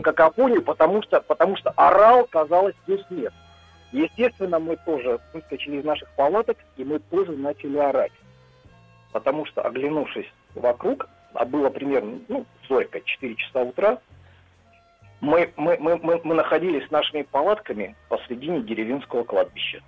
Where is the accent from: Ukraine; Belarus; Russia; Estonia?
Russia; Arkhangelsk Oblast; now in Saint Petersburg, Russia; Я из Санкт-Петербурга, но э, родился и детство мое прошло в Архангельской области.